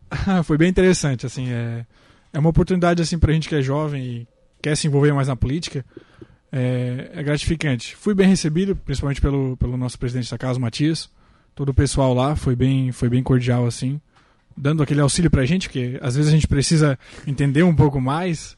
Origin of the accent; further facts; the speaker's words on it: Maracajá, Santa Catarina, Brazil; Sou do Maracajá